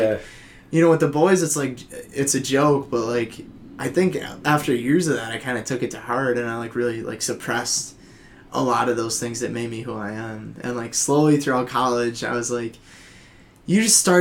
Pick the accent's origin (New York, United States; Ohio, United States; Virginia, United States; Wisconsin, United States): Wisconsin, United States; Oshkosh; moved away as an adult; now in Madison, United States; I'm from Oshkosh, so it's, like, hour and a half away